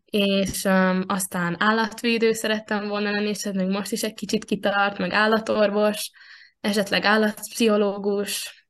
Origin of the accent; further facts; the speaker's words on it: Veszprém, Veszprém County, Hungary; én itt születtem Veszprémben, a testvéremmel együtt